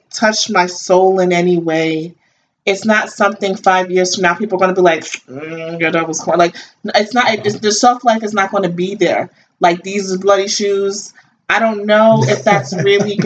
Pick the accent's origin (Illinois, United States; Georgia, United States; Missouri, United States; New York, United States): New York, United States; New York City; moved away; also born or lived in New Jersey; we were little, we grew up in Brooklyn and then moved to Jersey later.